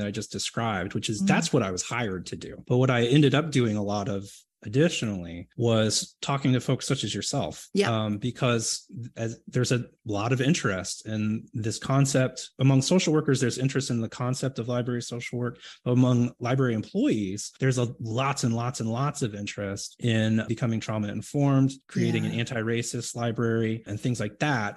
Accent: Houston, Texas, United States; I grew up in Houston, Texas

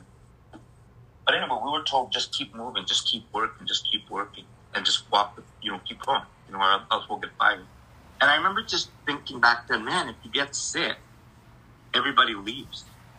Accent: Texas, United States; also born or lived in El Paso / Tucson / Nogales / Santa Rosa; And I was born in Texas, and so we worked out in the fields in Texas, and then in El Paso, and then in Tucson, Nogales area. And then in Santa Rosa, in the wineries and all that.

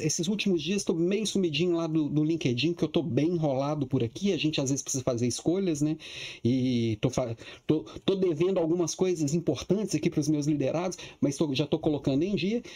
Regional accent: Minas Gerais, Brazil; now in Florianópolis, Brazil; Eu, eu sou mineiro

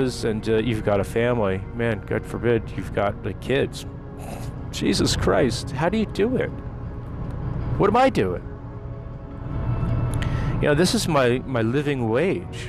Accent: New Jersey, United States; moved away as an adult; now in Maryland, United States; living in the United States all my life, growing up in Jersey

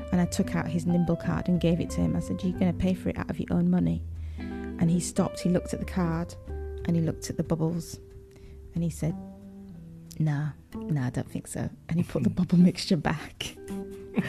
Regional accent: Leeds, Yorkshire and the Humber, United Kingdom; moved away; growing up in Yorkshire, in Leeds

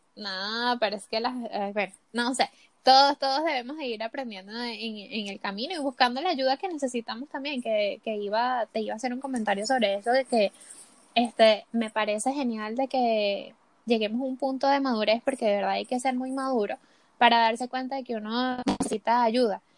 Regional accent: Venezuela; moved away as an adult; also born or lived in Colombia; now in Chile; cuando salí de Venezuela

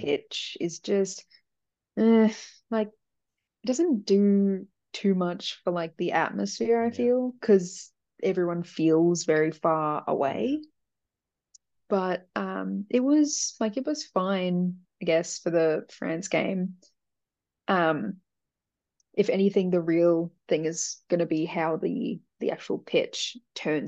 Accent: Melbourne, Victoria, Australia; I'm from Melbourne

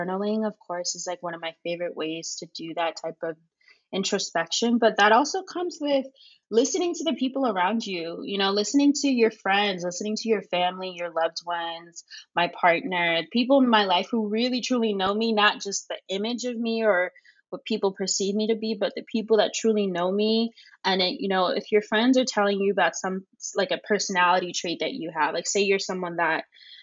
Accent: suburbs of New Jersey, United States; moved away as an adult; also born or lived in Ghana (ancestry); now in New York, United States; I am a Ghanaian American woman who grew up in the suburbs of New Jersey to two immigrant parents. And I moved to New York at the age of 18.

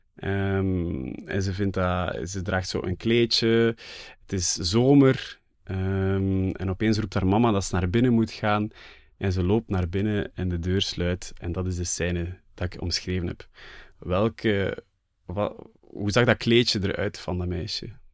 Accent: Flanders, Belgium; voor mij als Vlaming

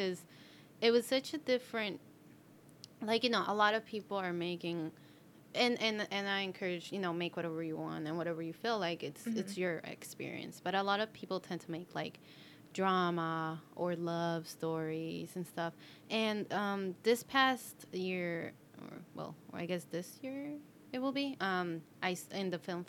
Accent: Colombia; English is a second language; now in United States; I'm technically from Colombia

